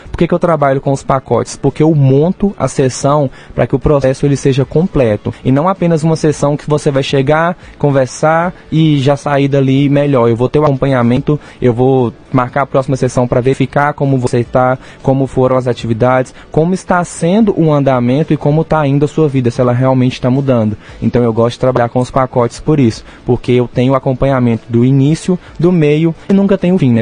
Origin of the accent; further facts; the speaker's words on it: Janaúba, northern Minas Gerais, Brazil; now in Rio Paranaíba, Brazil; eu sou de Jaúba, norte de Minas